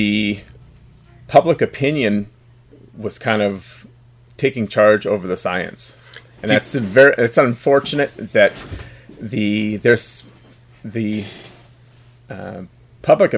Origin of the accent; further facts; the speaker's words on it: Vancouver, British Columbia, Canada; I'm from the epicenter of political decision, the Vancouver, the Lower Mainland